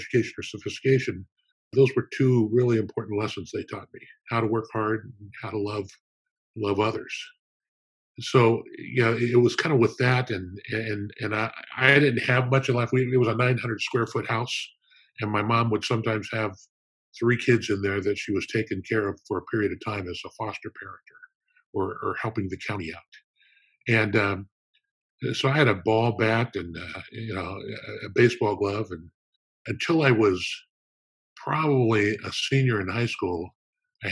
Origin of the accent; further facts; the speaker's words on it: Downey, California, United States; I was born in Downey, California, which is kind of a suburb of Los Angeles